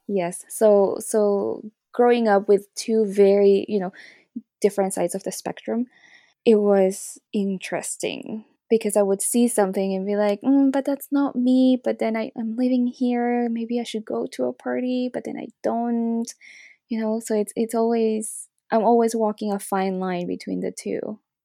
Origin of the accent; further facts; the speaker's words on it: Santa Cruz, Bolivia; moved away; also born or lived in Toronto, Canada; I grew up in Bolivia and my mom is Bolivian, my dad is Chinese